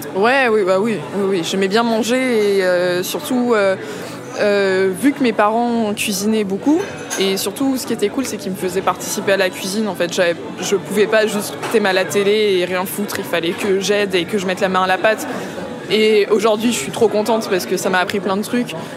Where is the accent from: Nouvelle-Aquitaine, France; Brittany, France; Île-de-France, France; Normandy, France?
Île-de-France, France; Vitry-sur-Seine; also born or lived in Paris / Central African Republic / southern United States; J'ai grandi à Paris, dans un premier temps. et après, j'ai déménagé à Vitry-sur-Seine, en banlieue.